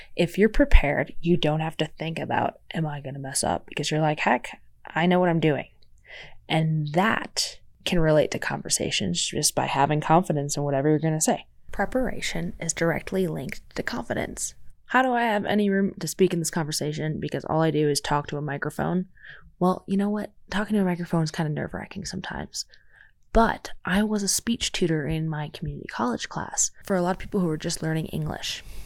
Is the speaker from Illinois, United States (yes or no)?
yes; Chicagoland suburbs, Illinois, United States; moved away; I was raised in the Chicagoland suburbs